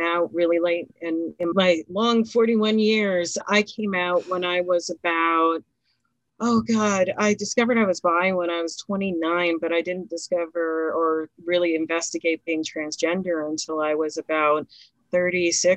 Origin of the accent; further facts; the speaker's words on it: Philadelphia, Pennsylvania, United States; we're all from Philly